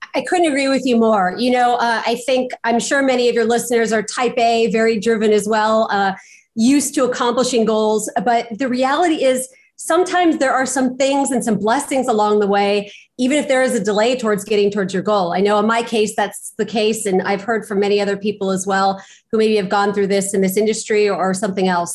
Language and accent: English; Pasadena, California, United States; I was born and raised in Pasadena, California